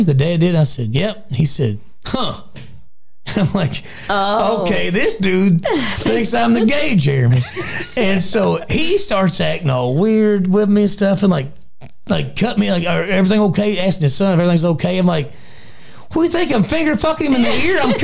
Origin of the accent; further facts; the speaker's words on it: Litchfield, United States; I grew up in Litchfield